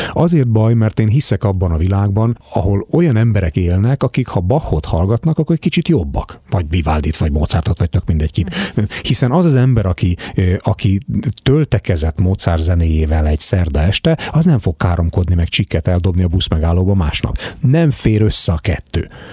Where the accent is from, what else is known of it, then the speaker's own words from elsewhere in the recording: Hungary; also born or lived in United States; És én ilyen amerikás magyar vagyok